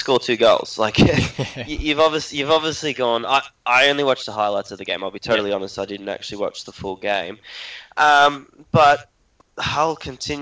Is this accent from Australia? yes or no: yes; Australia; being an Australian